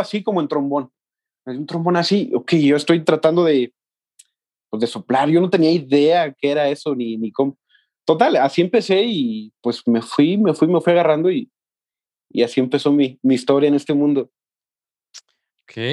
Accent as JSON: {"language": "Spanish", "town": "Mexticacán", "region": "Jalisco", "country": "Mexico", "tie": "born or raised there", "also_born_or_lived": "Guadalajara", "moved": "as an adult", "said": "yo soy de un pueblo que se llama Mexticacán"}